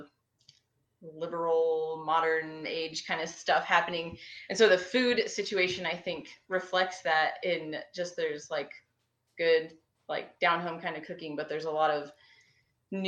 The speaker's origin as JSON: {"language": "English", "region": "Illinois", "country": "United States", "tie": "born or raised there", "said": "I grew up in Illinois"}